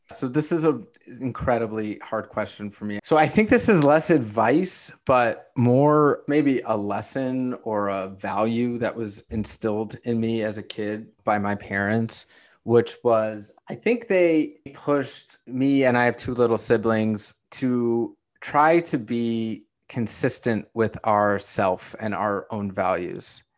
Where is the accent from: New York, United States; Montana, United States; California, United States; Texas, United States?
New York, United States; New York City; I grew up in Brooklyn. I still live in Brooklyn.